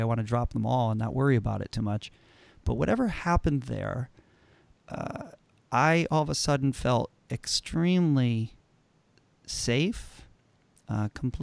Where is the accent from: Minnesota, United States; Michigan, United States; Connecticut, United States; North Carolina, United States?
Connecticut, United States; I grew up in Connecticut, and I'm in a small suburban town in Connecticut.